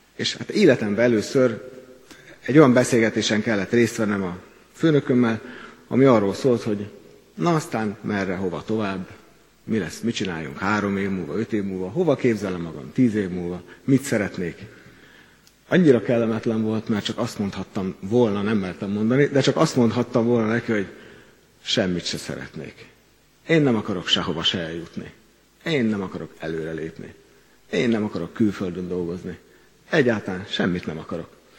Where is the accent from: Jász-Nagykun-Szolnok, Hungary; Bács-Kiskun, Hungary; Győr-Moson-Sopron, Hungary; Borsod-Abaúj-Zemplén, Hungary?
Bács-Kiskun, Hungary; Kecskemét; Kecskeméti vagyok, ennek a gyülekezetnek presbitere